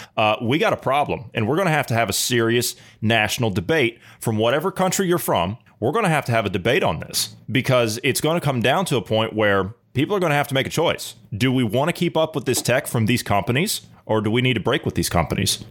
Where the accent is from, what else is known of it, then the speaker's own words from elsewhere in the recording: Ohio, United States; my home state of Ohio